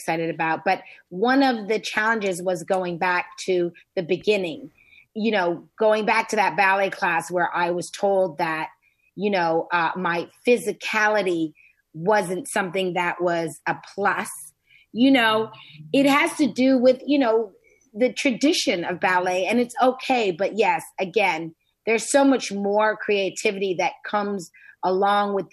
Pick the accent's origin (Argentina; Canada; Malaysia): Canada; moved away as an adult; Canada. I was born in Canada